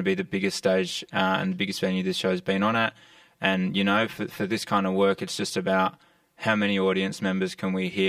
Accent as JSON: {"language": "English", "town": "Alice Springs", "region": "Northern Territory", "country": "Australia", "tie": "born or raised there", "said": "having grown up in Alice Springs, I've lived in that environment sort of my whole life"}